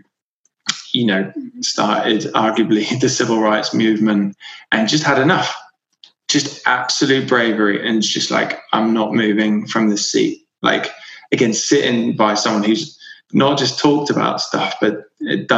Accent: Devon, South West England, United Kingdom; now in London, United Kingdom; Yeah, so I grew up in Devon. I grew up in a small village

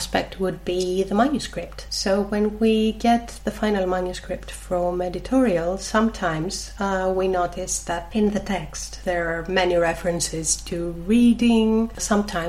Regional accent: Greece; accent: Greek; my accent, which is obviously Greek

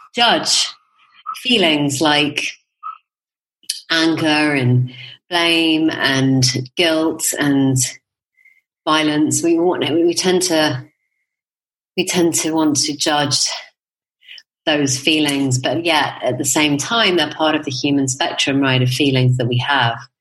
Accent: United Kingdom; now in Spain; as a Brit

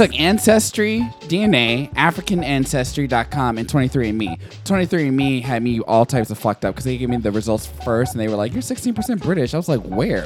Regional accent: the South, United States; I'm from the South

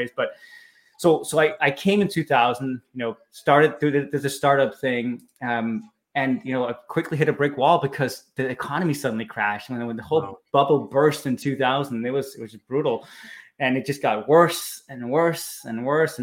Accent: Copenhagen, Capital Region of Denmark, Denmark; moved away as an adult; now in California, United States; I'm from Copenhagen, Denmark, where I was born and raised.

